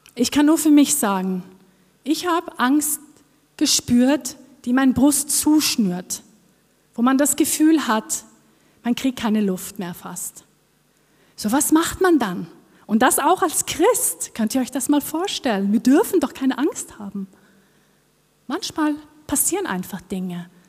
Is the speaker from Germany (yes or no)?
no; Norway; accent: Norwegian; German is a second language; moved away as an adult; Ich komme aus Norwegen, ich bin Norwegerin und das hört ihr vielleicht auch auf meinem Akzent, dass ich nicht hierher komme